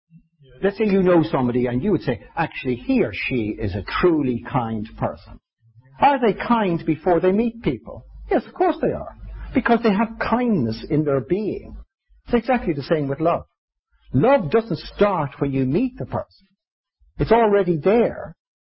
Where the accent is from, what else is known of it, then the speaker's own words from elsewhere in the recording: Ireland; 3 seconds was for indulgence, because I'm Irish